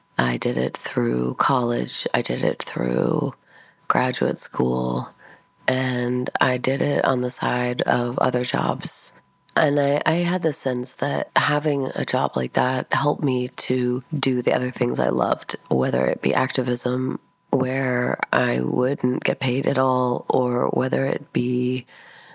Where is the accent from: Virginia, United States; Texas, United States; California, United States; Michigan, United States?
Virginia, United States; I was born in Virginia in 1979